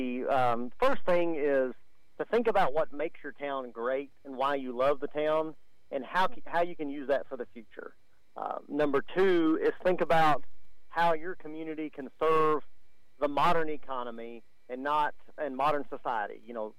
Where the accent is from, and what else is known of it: Stamford, Texas, United States; born or raised there